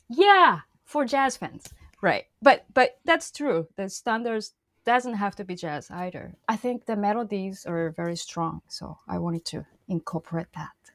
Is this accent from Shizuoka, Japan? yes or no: yes; Shizuoka, Japan; born or raised there; moved away